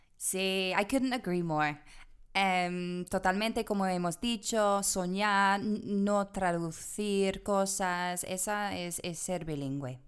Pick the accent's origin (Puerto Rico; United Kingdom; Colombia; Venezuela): United Kingdom; England; Spanish is a second language; moved away as an adult; also born or lived in Madrid; now in Granada, Spain; yo soy de Inglaterra